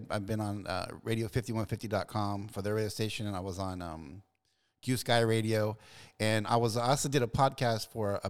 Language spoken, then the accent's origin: English; San Bernardino, California, United States; Yeah, I'm from San Bernardino.